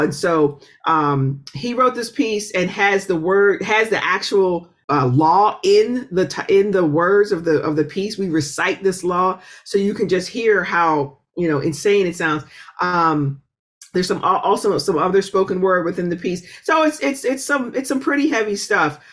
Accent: Pittsburgh, Pennsylvania, United States; moved away; I'm originally from Pittsburgh uh, which is an incredibly musical city

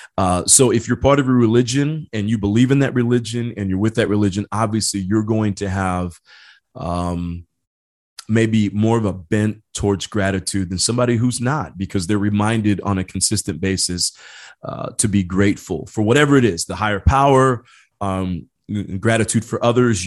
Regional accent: Indiana, United States; now in San Diego, United States; I grew up back in Indiana

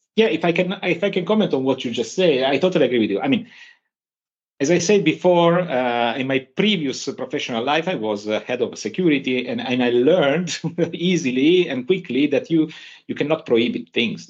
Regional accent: Turin, Piedmont, Italy; I'm from Turin

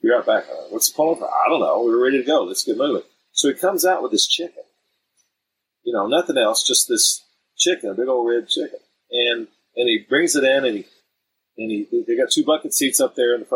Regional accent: Texas, United States; We all speak some Spanish because we're all from Texas

